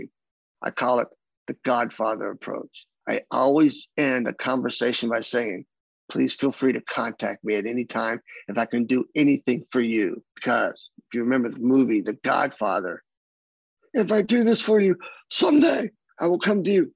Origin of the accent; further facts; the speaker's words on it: Kentucky, United States; accent: Southern; moved away; I'm from the South. I grew up in Kentucky most of my life.